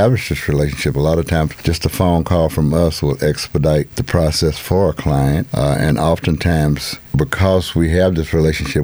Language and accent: English; Houston, Texas, United States; I'm originally from Houston